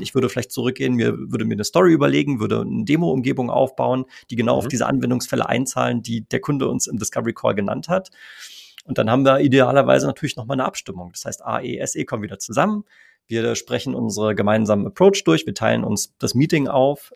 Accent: Germany; bei uns in Deutschland

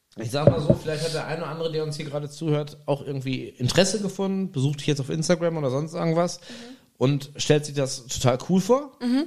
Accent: Germany; ich bin, ne, Deutscher

